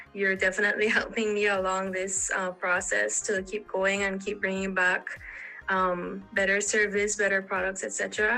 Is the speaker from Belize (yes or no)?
yes; Belize City, Belize District, Belize; I'm from Belize City.